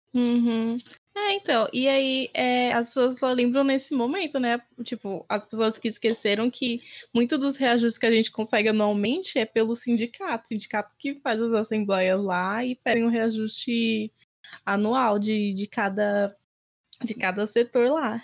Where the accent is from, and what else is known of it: Brazil